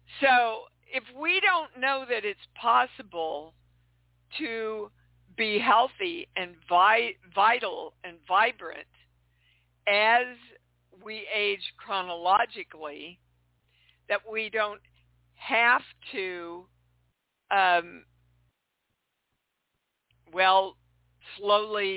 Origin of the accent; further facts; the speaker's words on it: Kansas City, Missouri, United States; moved away; I'm coming to you from my hometown of Kansas City. It's nice to be home.